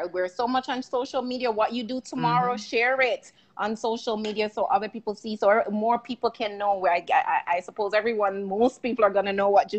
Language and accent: English; Jamaica; And …, I have to go back, y'all. I'm Jamaican.